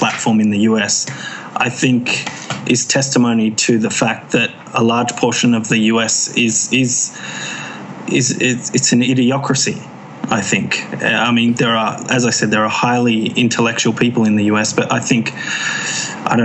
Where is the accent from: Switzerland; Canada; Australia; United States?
Australia; I'm saying this as an Australian